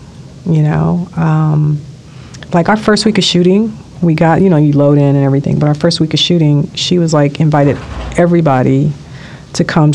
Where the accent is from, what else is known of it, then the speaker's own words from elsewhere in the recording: Los Angeles, California, United States; Los Angeles, born and raised